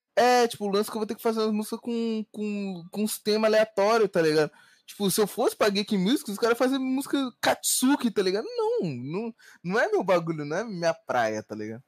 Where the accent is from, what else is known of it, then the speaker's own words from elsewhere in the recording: Rio de Janeiro, Brazil; moved away as an adult; Eu sou do Rio, né? Nativo do Rio.